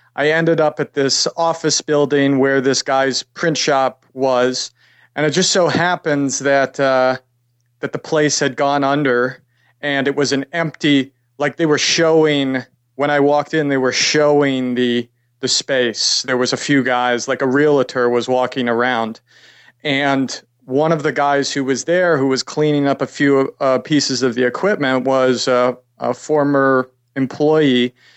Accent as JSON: {"language": "English", "town": "New York City", "region": "New York", "country": "United States", "tie": "born or raised there", "also_born_or_lived": "Pasadena, California", "said": "I'm from New York originally."}